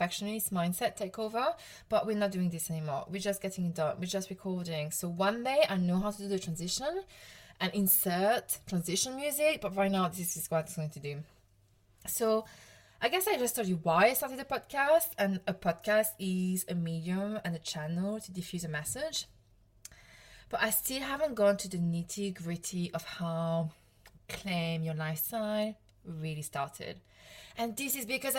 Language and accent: English; Provence-Alpes-Côte d'Azur, France; accent: French; English is a second language; moved away as an adult; now in United Kingdom; I'm from the south of France. I'm from Provence